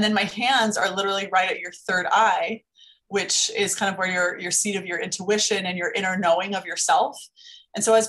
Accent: Las Vegas, Nevada, United States; I'm from Las Vegas. We have a lot of day clubs, nightclubs, like getting your lashes done is very common here.

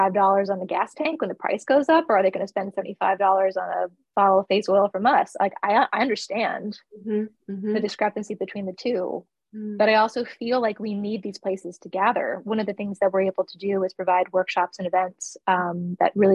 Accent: East Coast, United States; now in Central Coast of California, United States; I'm Greek and I'm from the East Coast

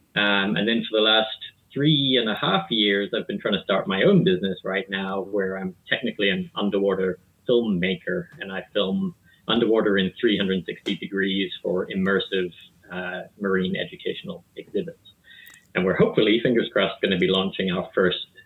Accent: South Africa; moved away as an adult; also born or lived in New Jersey, United States; now in Pasadena, United States; I was born and raised in South Africa of two British parents in the late 1970s

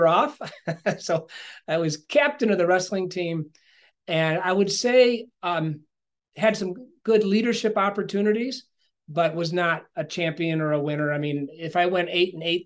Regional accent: Ithaca, New York, United States; I grew up on the mat with high expectations, of course, by the wrestling community in Ithaca, New York

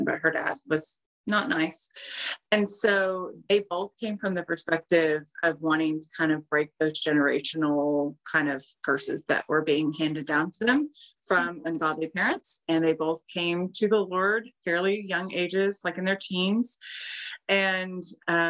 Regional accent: East Texas, United States; I grew up in East Texas. I live in East Texas now.

